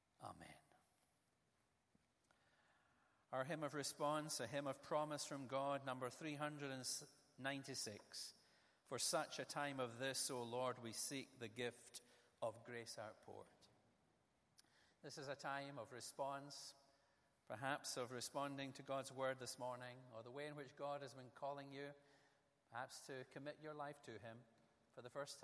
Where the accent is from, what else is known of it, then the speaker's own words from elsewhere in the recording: Ayrshire, Scotland, United Kingdom; the area where I was born in Ayrshire. When I was a lad, I used to play the same golf courses he would have played